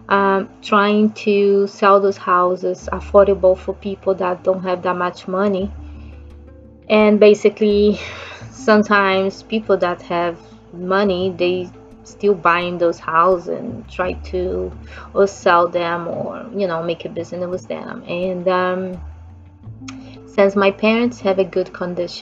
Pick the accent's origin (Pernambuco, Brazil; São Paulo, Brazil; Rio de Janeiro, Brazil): Rio de Janeiro, Brazil; English is a second language; I'm from Brazil, so I grew up in Rio de Janeiro